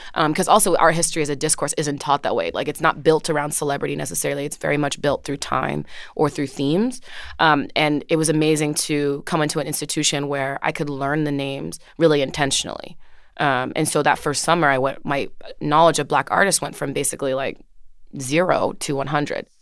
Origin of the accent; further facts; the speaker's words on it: Orange, New Jersey, United States; I grew up in Jersey, in Orange, New Jersey, um, which is fifteen minutes outside of Newark, New Jersey